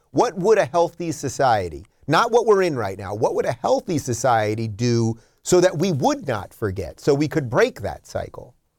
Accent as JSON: {"language": "English", "region": "New York", "country": "United States", "said": "I come from New York."}